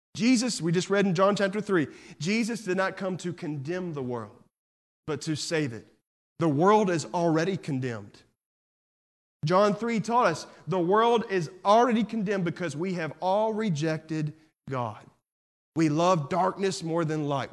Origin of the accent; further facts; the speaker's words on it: Texas, United States; I'm from Texas